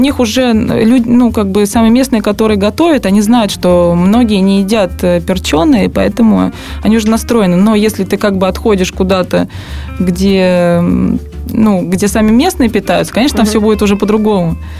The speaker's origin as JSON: {"language": "Russian", "country": "Russia", "also_born_or_lived": "Saint Petersburg"}